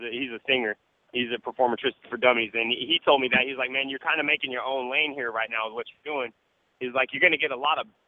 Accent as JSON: {"language": "English", "town": "Lawton", "region": "Oklahoma", "country": "United States", "said": "I'm from Lawton"}